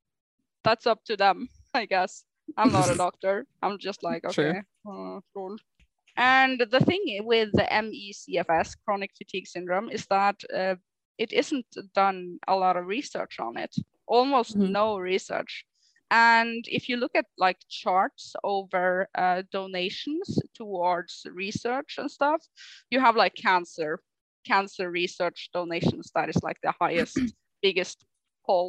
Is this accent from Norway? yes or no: yes; Northern Norway, Norway; we are from Northern Norway